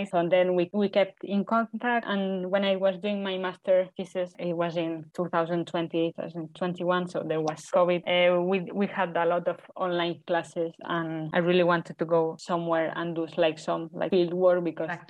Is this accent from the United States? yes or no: no; Tarragona, Catalonia, Spain; accent: Spanish; English is a second language; moved away as an adult; also born or lived in Barcelona, Spain; now in Finland; I'm from Tarragona, a town in Spain.